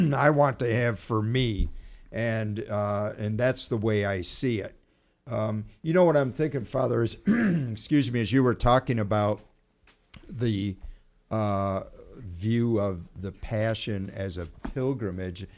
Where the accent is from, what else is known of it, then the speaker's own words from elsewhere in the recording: United States; as Americans, you know, being an American